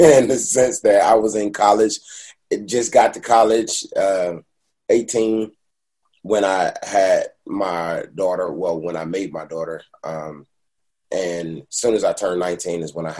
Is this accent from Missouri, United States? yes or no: no; Detroit, Michigan, United States; now in Los Angeles, United States; I'm from Detroit